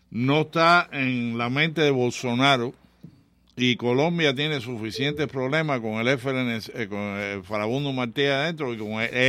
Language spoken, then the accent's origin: Spanish; Cuba; also born or lived in Chicago / New York; now in Miami, United States; somos cubanos